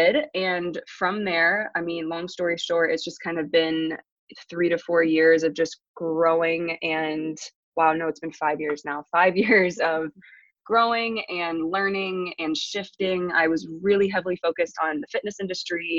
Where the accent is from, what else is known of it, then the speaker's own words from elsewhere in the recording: small town east of Columbus, Ohio, United States; also born or lived in England / Kentucky; I grew up in a really small town about 30 minutes east of Columbus, Ohio